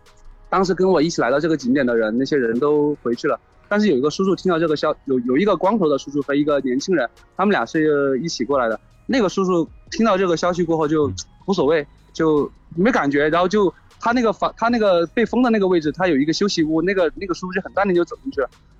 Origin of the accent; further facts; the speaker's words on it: Hechuan, Chongqing, China; 他说今年你回不回合川，就是我老家